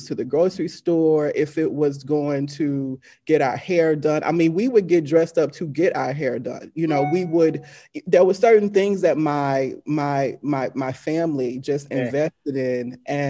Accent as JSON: {"language": "English", "region": "Deep South", "country": "United States", "tie": "born or raised there", "said": "as a Southern born Black woman, you know, right, growing up in the Deep South"}